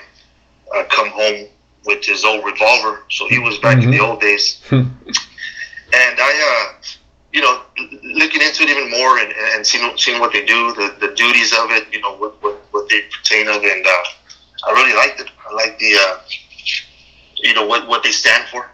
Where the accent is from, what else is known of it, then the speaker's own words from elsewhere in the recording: Imperial Valley, California, United States; we're native here from the Imperial Valley